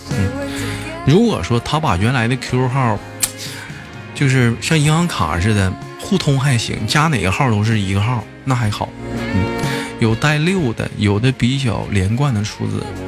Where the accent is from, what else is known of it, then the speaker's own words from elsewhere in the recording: Changchun, Jilin, China; also born or lived in Gongzhuling, Jilin; 我在吉林长市出生